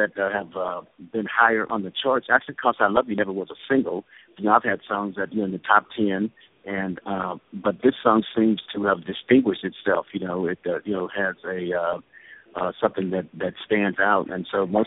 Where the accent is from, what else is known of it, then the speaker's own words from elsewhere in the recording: Oakland, California, United States; also born or lived in Little Rock, Arkansas; I'm from Little Rock, Arkansas. That's where I was born. But I was actually raised in Oakland. Oakland, California. I came to Oakland when I was 18 months old